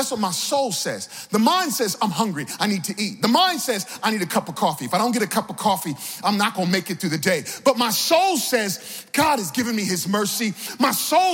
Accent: Virginia, United States; now in New York City, United States; I'm originally from Virginia

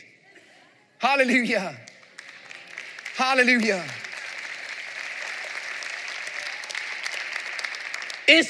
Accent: North Carolina, United States; moved away as an adult; also born or lived in Florida / Tennessee; he pastored one of the largest churches in the same town I grew up in North Carolina

